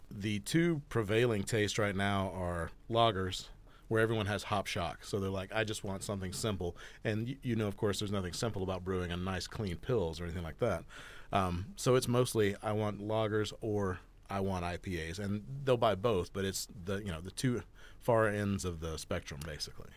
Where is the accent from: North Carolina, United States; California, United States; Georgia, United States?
Georgia, United States; also born or lived in Florida Panhandle; now in Bend, United States; I'm originally from Georgia. Uh, in 2020, I moved here from the Florida Panhandle